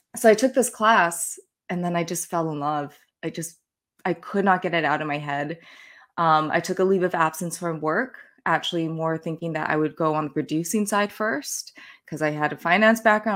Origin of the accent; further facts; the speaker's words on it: Calgary, Alberta, Canada; I was, uh, born and raised in Calgary, and that's where I was working